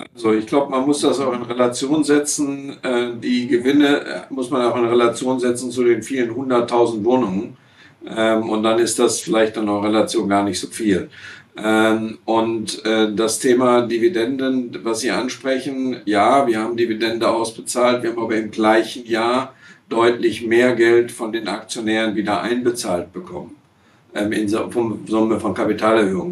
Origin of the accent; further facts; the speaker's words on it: Essen, North Rhine-Westphalia, Germany; also born or lived in Siegen / Aachen / Gütersloh / Bochum; Ich bin ja in Essen-Kettwig aufgewachsen und wohne jetzt in Bochum-Stiepel.